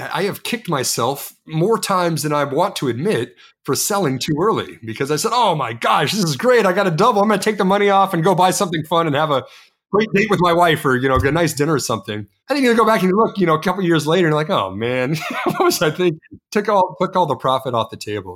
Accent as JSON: {"language": "English", "region": "Texas", "country": "United States", "said": "I'm from Texas"}